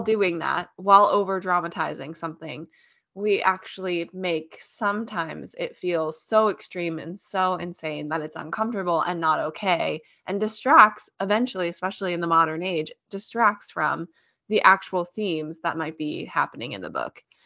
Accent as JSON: {"language": "English", "town": "Richmond", "region": "Virginia", "country": "United States", "tie": "born or raised there", "said": "We actually have a great Shakespeare company where we grew up in Richmond"}